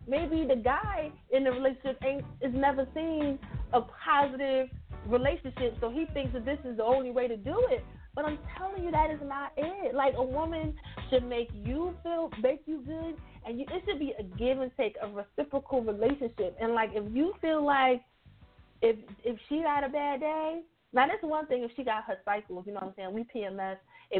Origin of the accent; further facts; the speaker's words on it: Philadelphia, Pennsylvania, United States; I'm from Philly. We put jimmies on our ice cream.